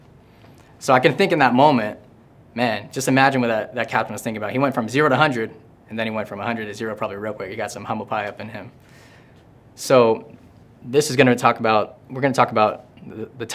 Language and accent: English; Tampa, Florida, United States; I'm from Tampa Bay